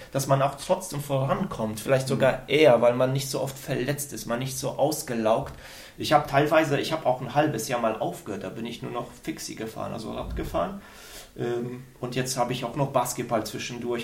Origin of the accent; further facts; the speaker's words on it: Sauerland, North Rhine-Westphalia, Germany; moved away as an adult; also born or lived in Aachen; ich bin im Sauerland aufgewachsen